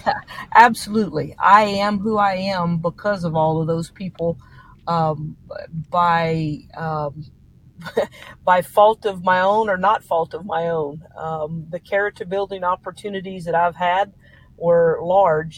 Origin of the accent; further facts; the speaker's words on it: South Louisiana, United States; moved away as an adult; now in Tomball, United States; I grew up in South Louisiana